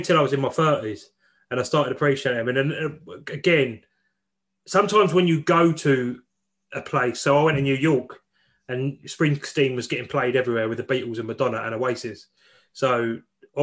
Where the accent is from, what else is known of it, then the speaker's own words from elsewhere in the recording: England, United Kingdom; we're total wankers from England